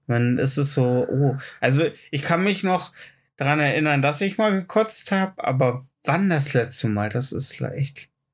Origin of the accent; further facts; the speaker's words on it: GDR, East Germany, Germany; ich bin nicht lang genug in der DDR aufgewachsen